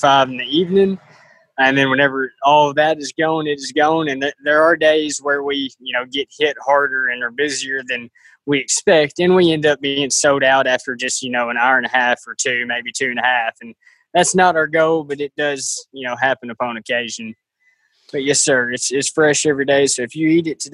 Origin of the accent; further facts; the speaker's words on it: Dresden, Tennessee, United States; I'm from Dresden, so not far from Martin and not far from y'all at Discovery Park